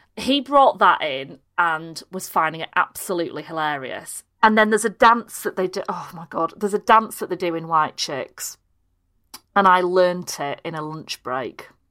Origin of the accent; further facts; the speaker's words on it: Harrogate, Yorkshire and the Humber, United Kingdom; also born or lived in Leeds / Pannal; I was born in Leeds, but we, we went to school in Harrogate